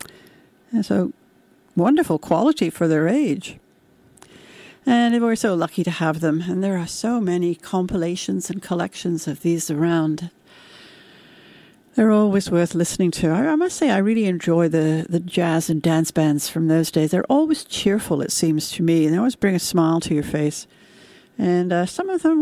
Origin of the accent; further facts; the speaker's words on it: United Kingdom; when I was growing up in Britain in the 1950s and 60s